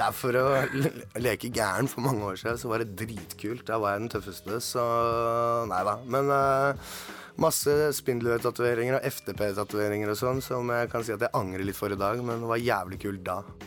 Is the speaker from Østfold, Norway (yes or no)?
no; Oslo, Norway; jeg er fra Tveita, Oslo